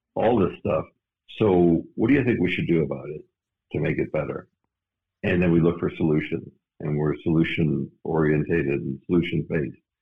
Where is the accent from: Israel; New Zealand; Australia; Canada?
Canada; moved away as an adult; now in Phoenix, United States; I was suppressed being from Canada, going to the U.S.